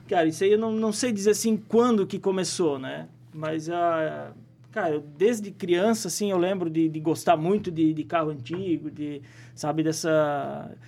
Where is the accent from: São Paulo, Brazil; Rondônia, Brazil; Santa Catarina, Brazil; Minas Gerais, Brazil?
Santa Catarina, Brazil; Presidente Getúlio; also born or lived in Caçador; eu posso dizer que eu sou de Presidente Getúlio, né? Me criei aqui, embora não tenha nascido, mas me criei na, na cidade, né?